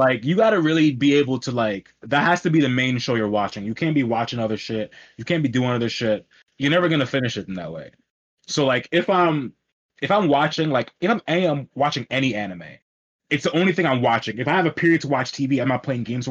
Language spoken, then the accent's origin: English; New York City, New York, United States; I'm from Queens, New York